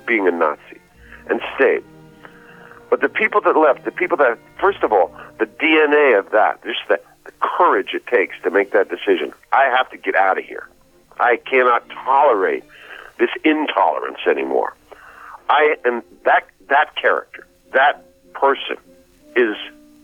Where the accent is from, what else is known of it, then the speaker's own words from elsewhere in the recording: New York City, New York, United States; I grew up in New York City with Irish and Italian immigrant children